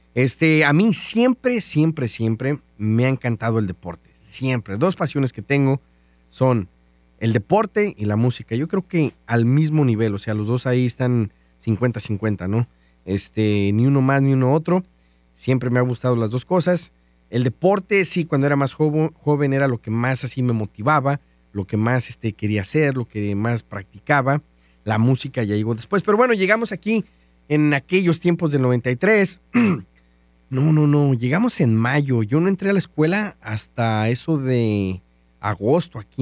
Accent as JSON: {"language": "Spanish", "town": "San Felipe", "region": "Guanajuato", "country": "Mexico", "moved": "yes", "lives_now": "Dallas-Fort Worth, United States", "said": "soy mexicano, orgullosamente de Guanajuato, de un pueblito que se llama San Felipe Torres Mochas"}